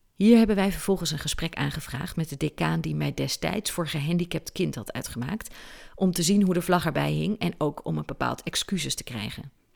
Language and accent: Dutch; Aalten, Gelderland, Netherlands; Ik zat als kind op de christelijke basisschool in Parlo. Barlo is een buurtschap van de gemeente Aalten. En ik kom uit Aalten.